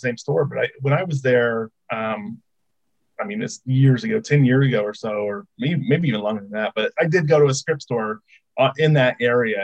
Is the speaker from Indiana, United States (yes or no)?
yes; Indiana, United States; born and raised in Indiana